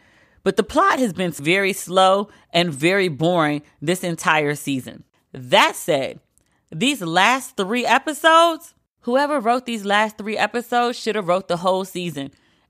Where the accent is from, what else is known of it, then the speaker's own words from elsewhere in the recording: East Coast, United States; And I've moved among the West to learn your ways. But I'm still real East Coast. Although I think my accent is going away.